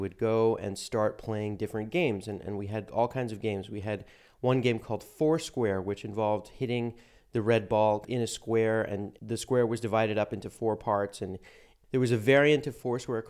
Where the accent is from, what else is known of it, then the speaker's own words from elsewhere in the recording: Santa Monica, California, United States; now in Bonn, Germany; I grew up in Santa Monica, California, which is a beach suburb